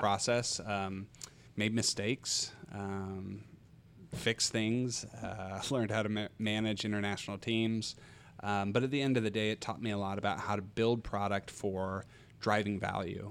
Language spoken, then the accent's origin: English; Kansas, United States; also born or lived in Australia; my brother and I, we grew up here, uh, just north of town